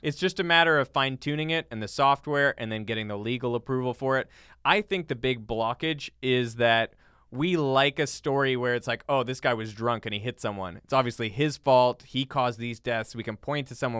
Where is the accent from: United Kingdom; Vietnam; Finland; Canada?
Canada; now in United States; as a Canadian